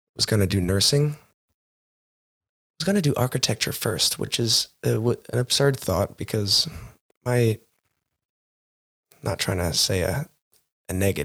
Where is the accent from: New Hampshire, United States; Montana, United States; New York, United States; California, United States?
Montana, United States; Growing up in Montana, a very religious town, we had 12 bars and 9 churches